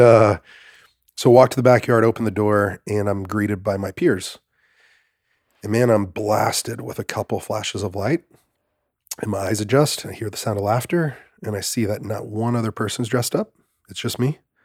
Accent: Greenville, Mississippi, United States; I was born in Greenville, Mississippi

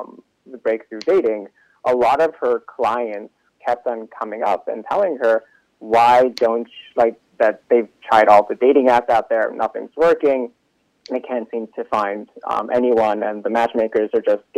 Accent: Los Angeles, California, United States; moved away; also born or lived in Israel / New York; geographically, I'm from LA.

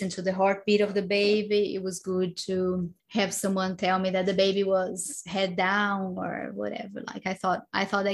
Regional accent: Brazil; moved away; I come from Brazil where, you know, women usually book their C-section

